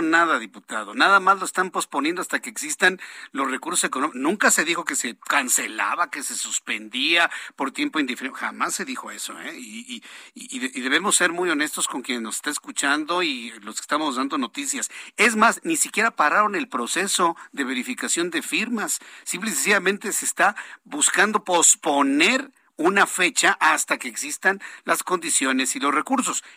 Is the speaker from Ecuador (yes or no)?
no; Mexico; Nosotros somos mexicanos